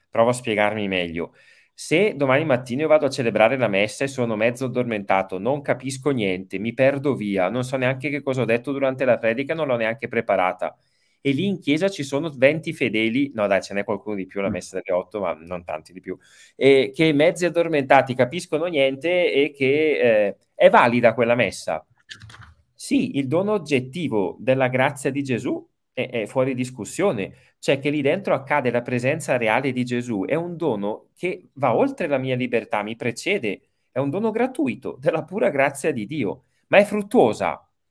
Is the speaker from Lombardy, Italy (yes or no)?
yes; Brembate di Sopra, Lombardy, Italy; also born or lived in Rome; sono di Bergamo, eh, nato a Bergamo, Brembate Sopra